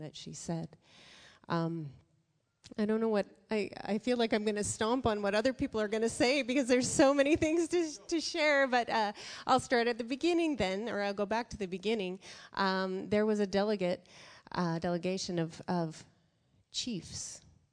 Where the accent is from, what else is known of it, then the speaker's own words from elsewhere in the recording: Canada; us as Canadians